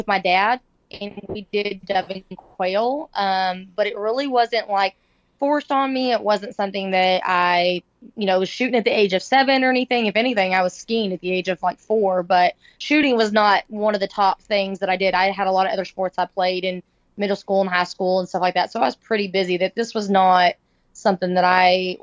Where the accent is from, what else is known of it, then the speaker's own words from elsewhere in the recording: Oklahoma, United States; now in Dallas, United States; I'm from Oklahoma. So I grew up on Lake Murray a lot